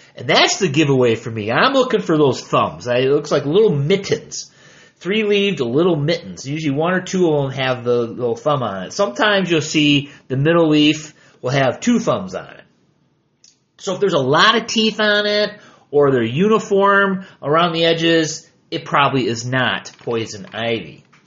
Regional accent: Michigan, United States; I am from Michigan

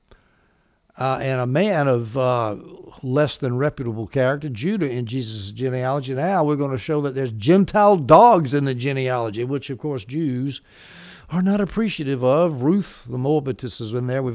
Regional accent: the South, United States; I'm from the South

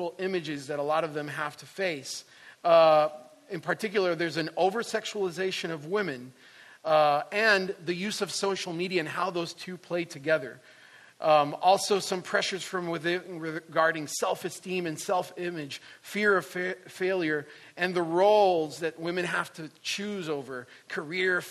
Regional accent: Puerto Rico; moved away; I'm originally from Puerto Rico

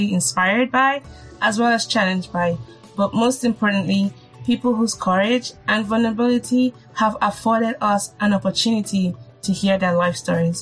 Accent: Nigeria; As a Nigerian

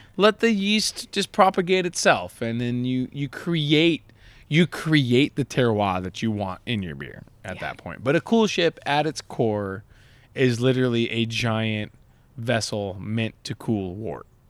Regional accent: Southern California, United States; born or raised there; also born or lived in Long Beach, California

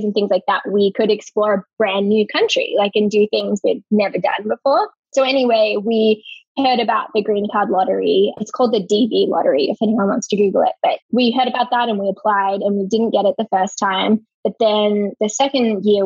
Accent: Melbourne, Victoria, Australia; moved away as an adult; also born or lived in Colorado; now in Seattle, United States; we're from Melbourne, Australia

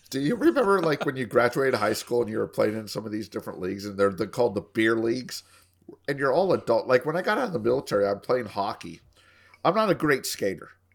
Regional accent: Colorado, United States; now in Texas, United States; It's my home state. I'm thinking about moving back up there when I retire

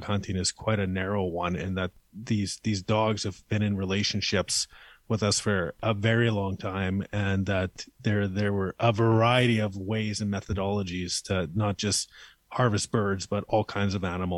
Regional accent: Manitoba, Canada; we're both from Manitoba

